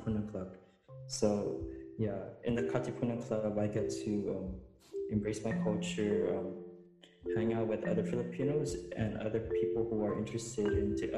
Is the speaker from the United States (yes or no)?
yes; Honolulu, Hawaii, United States; I was born and raised here in Honolulu, Hawaii.